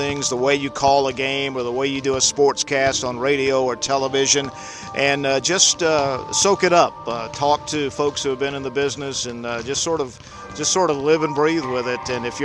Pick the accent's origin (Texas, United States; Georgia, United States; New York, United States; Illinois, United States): Georgia, United States; Atlanta; I grew up in Atlanta